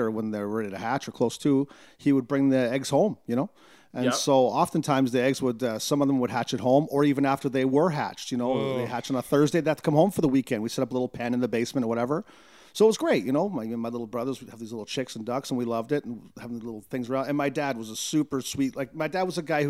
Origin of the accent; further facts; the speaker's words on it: Newmarket, Ontario, Canada; We grew up in Newmarket